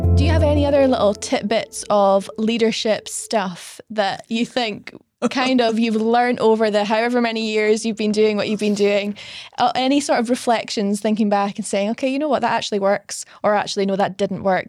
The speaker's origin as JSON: {"language": "English", "town": "Stonehaven", "region": "Scotland", "country": "United Kingdom", "tie": "born or raised there", "also_born_or_lived": "London", "moved": "as an adult", "said": "I grew up in Stonehaven, tiny little town on the, on the northeast coast of Scotland"}